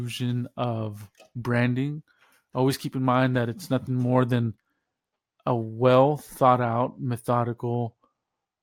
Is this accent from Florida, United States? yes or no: no; north of Dallas, Texas, United States; I grew up in Texas, north of Dallas